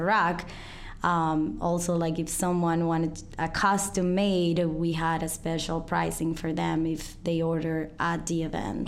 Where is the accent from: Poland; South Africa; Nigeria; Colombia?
Colombia; English is a second language; moved away as an adult; now in Chicago, United States; I'm from Colombia. I've been living here in Chicago for nine years.